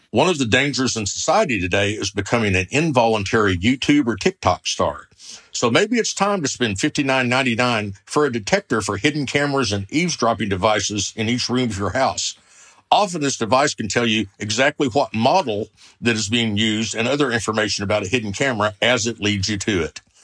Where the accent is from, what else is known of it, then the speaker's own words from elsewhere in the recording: Oklahoma, United States; I'm from the Sooner State, Oklahoma, where the wind comes sweeping down the plains